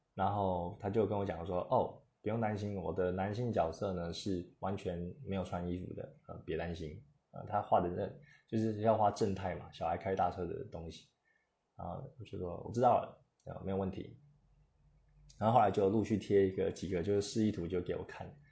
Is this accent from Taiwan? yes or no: yes; Taiwan; 我们台湾人